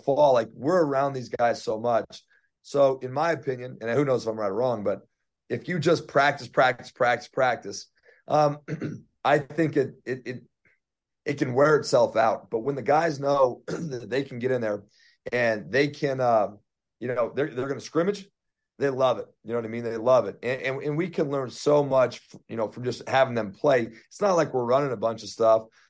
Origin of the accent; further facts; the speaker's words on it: Denver, Colorado, United States; I'm from Denver